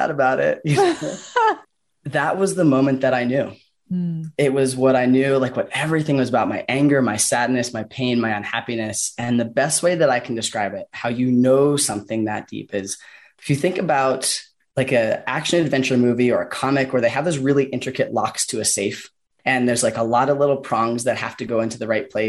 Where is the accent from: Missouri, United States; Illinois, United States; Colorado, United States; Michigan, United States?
Colorado, United States; Boulder; also born or lived in California / Washington; my hometown in Boulder